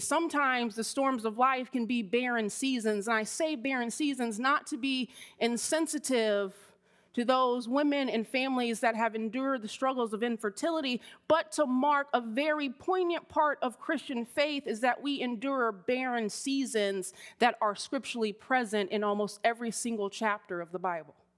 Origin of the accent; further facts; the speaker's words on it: Miami, Florida, United States; I grew up in Miami, Florida